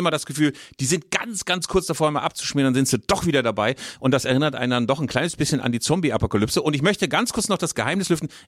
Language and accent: German; Bavaria, Germany; born there; Ich bin in der Nähe geboren